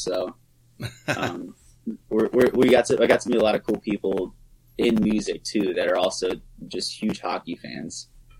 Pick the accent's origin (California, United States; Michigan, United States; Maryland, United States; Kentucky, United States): Maryland, United States; even like when we were younger growing up in Southern Maryland, like I said, the closest rink before Capitol Clubhouse was Tucker Road or was Mount Vernon.